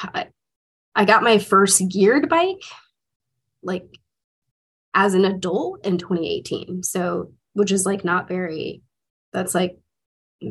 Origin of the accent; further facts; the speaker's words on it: Dallas, Texas, United States; moved away as an adult; also born or lived in Washington, D.C. / Atlanta; growing up in Dallas, Texas